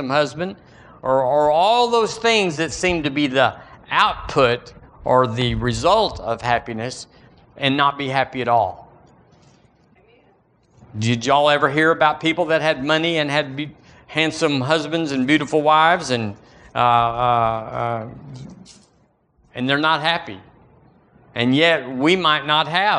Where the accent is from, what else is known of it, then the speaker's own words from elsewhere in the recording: United States; Thank God I'm an American.